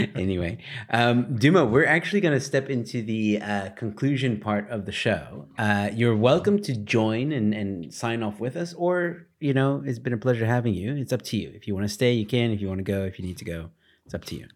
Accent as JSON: {"language": "English", "country": "United States", "moved": "yes", "lives_now": "South Africa", "said": "I'm American, for those of you who don't know. Um, living in South Africa"}